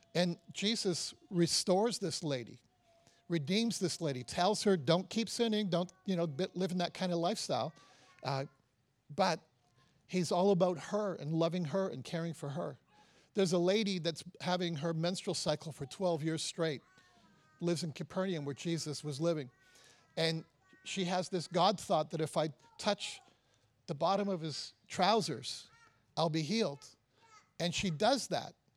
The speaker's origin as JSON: {"language": "English", "town": "Toronto", "region": "Ontario", "country": "Canada", "said": "I'm from Canada, I'm from Toronto"}